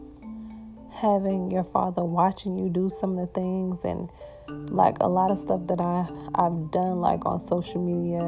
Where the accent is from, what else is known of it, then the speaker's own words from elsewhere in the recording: Georgia, United States; also born or lived in Brooklyn, New York; I moved to Georgia when I was 8. I was born in Brooklyn